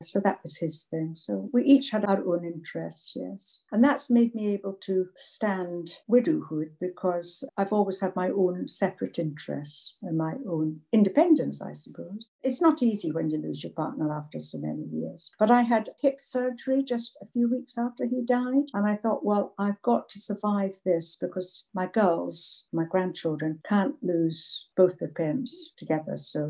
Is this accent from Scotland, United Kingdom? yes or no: yes; Scotland, United Kingdom; moved away as an adult; So I was very sad when I came from Scotland. When I was 19, I wanted to go and live in America.